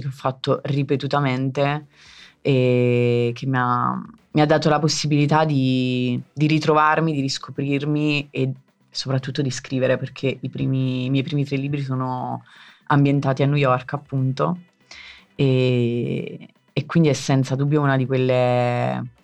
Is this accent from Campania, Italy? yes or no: yes; Zungoli, Campania, Italy; now in Rimini, Italy; la mia casa dove ci sono le mie radici, il mio paesino in provincia di Avellino che è Zungoli